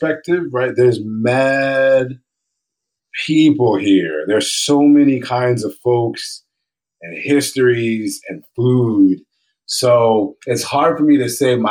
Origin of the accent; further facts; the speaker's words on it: Hartford, Connecticut, United States; moved away as an adult; now in Philadelphia, United States; I grew up really poor in Hartford, Connecticut